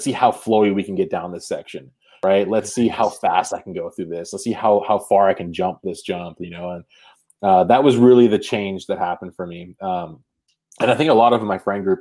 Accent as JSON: {"language": "English", "area": "Marin County", "region": "California", "country": "United States", "tie": "born or raised there", "said": "growing up, it's like I'd see some of the just mind-blowingly ridiculous things that would happen around here"}